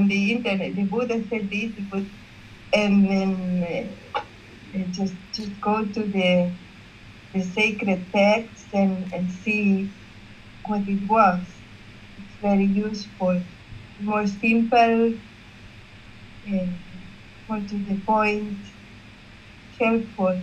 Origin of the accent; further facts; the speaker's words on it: Barcelona, Catalonia, Spain; I'm from Barcelona, Spain